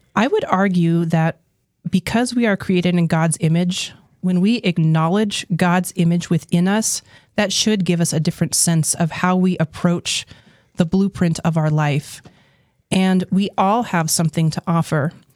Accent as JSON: {"language": "English", "region": "New Mexico", "country": "United States", "tie": "born or raised there", "said": "I was born and raised in New Mexico"}